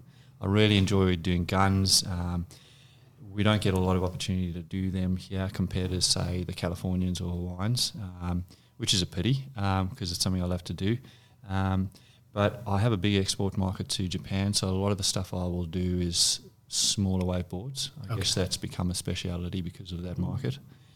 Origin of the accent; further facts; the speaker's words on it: South Africa; moved away as an adult; now in Australia; I'm from originally from South Africa. Although I've called Australia home since 2005, so the last 14 years or so.